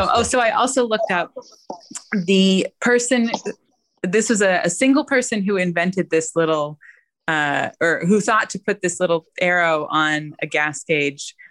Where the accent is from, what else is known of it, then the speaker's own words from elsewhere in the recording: Oregon, United States; I'm from Oregon